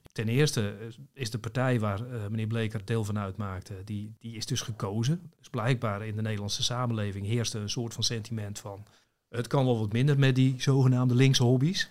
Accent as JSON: {"language": "Dutch", "area": "Zaanstreek", "region": "North Holland", "country": "Netherlands", "said": "ik kom uit de Zaanstreek"}